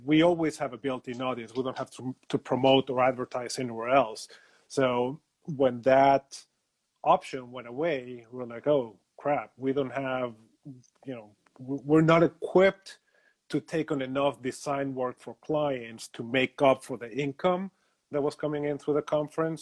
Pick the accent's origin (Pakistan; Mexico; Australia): Mexico; Mexico City; I am originally from Mexico City.